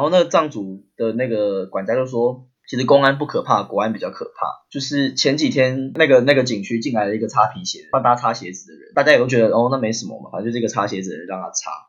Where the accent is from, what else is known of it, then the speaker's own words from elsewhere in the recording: Taiwan; 我们是台湾人